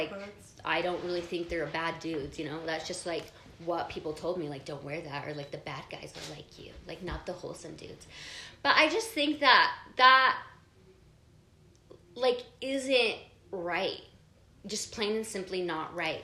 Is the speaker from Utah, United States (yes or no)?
yes; Provo, Utah, United States; I grew up in Provo